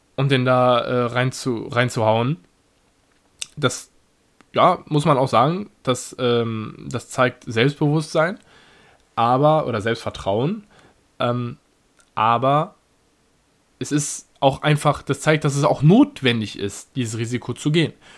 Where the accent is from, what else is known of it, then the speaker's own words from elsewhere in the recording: Germany; selbst als Deutscher